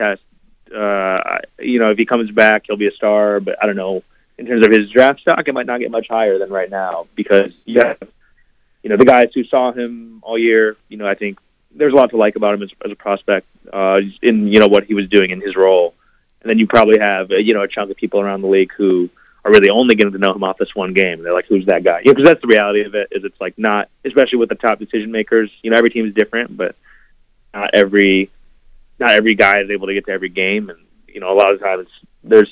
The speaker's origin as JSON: {"language": "English", "town": "Chicago", "region": "Illinois", "country": "United States", "said": "I'm from Chicago"}